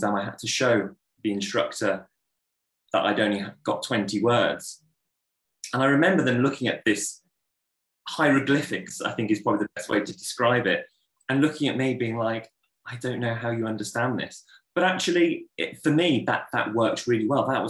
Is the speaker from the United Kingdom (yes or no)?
yes; Solihull, West Midlands, United Kingdom; I was born in Solihull in Birmingham and I lived there until I was about 19 years old.